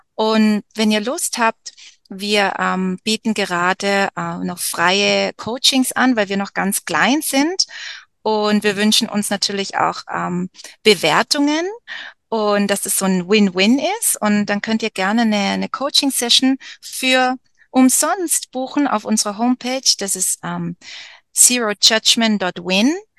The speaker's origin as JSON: {"language": "German", "country": "Germany", "moved": "as an adult", "said": "ich als Deutsche hier in der Mitte vom Dschungel"}